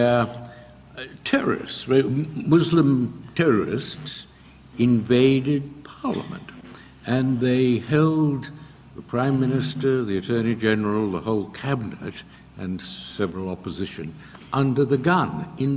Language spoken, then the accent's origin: English; Australia; now in United Kingdom; When I was a kid growing up in Australia